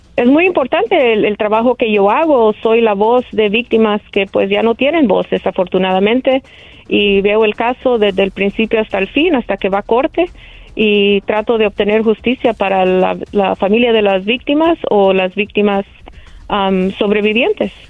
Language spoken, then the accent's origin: Spanish; El Salvador; now in Los Angeles, United States; Salvadoreña 100%